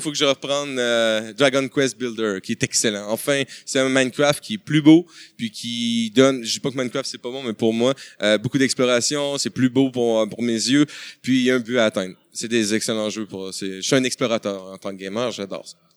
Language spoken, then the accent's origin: French; Quebec, Canada; chez nous, au Québec